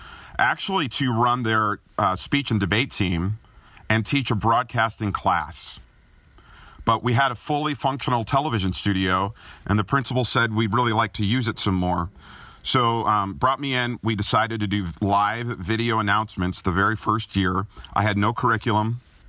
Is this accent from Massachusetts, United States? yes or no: no; Chicago, Illinois, United States; accent: Chicago; They said they would not put me on the air, though, until I lost my Chicago accent, which was very nasally.